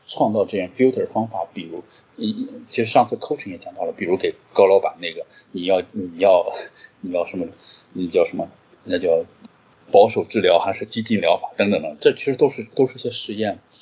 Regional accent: Qingdao, Shandong, China; moved away as an adult; also born or lived in Jinan; 我是个青岛人

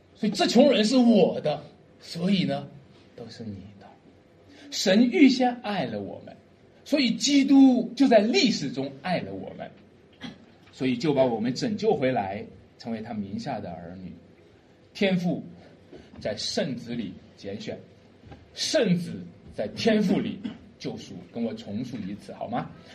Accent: a village about ten li from Dujiazhuang, Jiaocheng County, Shanxi, China; 他们离我们村就有十里路

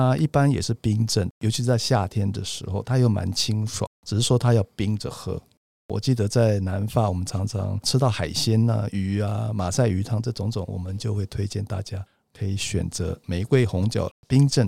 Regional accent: Bordeaux, Nouvelle-Aquitaine, France; 那葡萄酒的区域非常多，最熟悉的当然就是波尔多，就是我家乡这边。

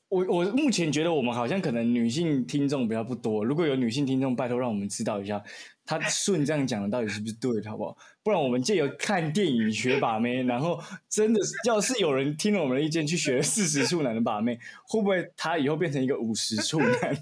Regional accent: Kinmen County, Taiwan; moved away; 因为我是金门人，我就回金门

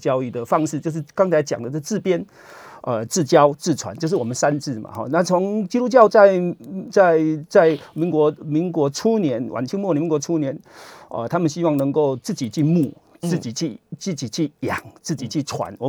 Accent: Yunlin County, Taiwan; born there; now in Chiayi, Taiwan; 哦，这这个我已经半个嘉义人了，我是云林出生的嘛

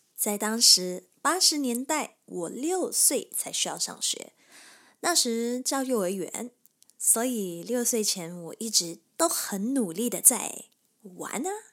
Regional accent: Kota Tinggi, Johor, Malaysia; 我出生于马来西亚，南部柔佛州的一个小地方。小地方就叫哥打丁仪，距离新加坡大概六十公里，一小时又十五分钟的车程

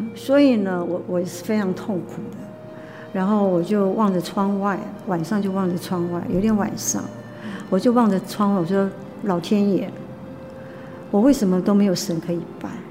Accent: Taipei, Taiwan; moved away as an adult; now in Hualien, Taiwan; 我们台北人

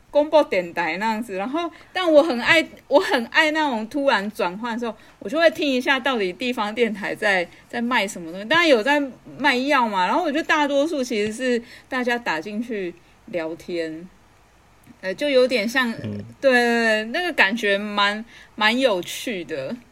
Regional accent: Taipei, Taiwan; moved away as an adult; now in Chiayi, Taiwan; 因为我长大是在台北

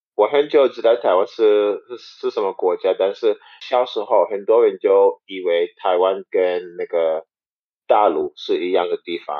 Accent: St. Kitts & Nevis; Chinese is a second language; moved away as an adult; now in Taiwan; 因为我国家有，啊，亚洲人是当地人，对，还有嗯。白人也是当地人，有很多不同的人

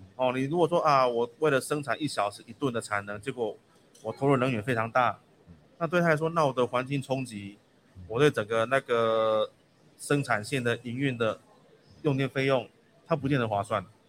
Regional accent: Taiwan; 我们台湾人

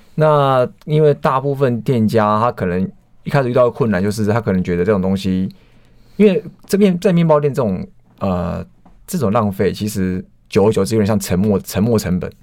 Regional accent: Hualien, Hualien County, Taiwan; moved away; 因为我是花莲人

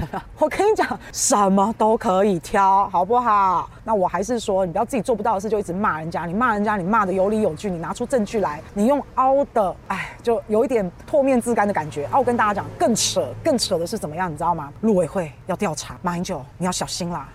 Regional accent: Taiwan; 我是台湾人嘛

